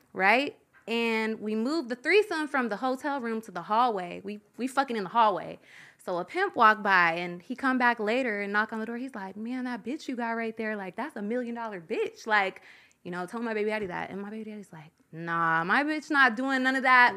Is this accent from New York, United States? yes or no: no; Louisville, Kentucky, United States; In Kentucky. I'm from Louisville, Kentucky